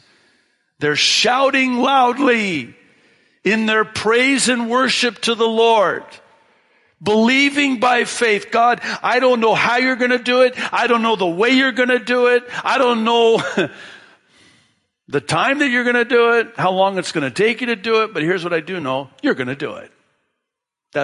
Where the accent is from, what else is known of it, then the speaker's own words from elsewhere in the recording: Tekoa, Washington, United States; that's the town I grew up in Washington State, small farm town, and that's what they called it, Tekoa, Washington. So Tekoa, my hometown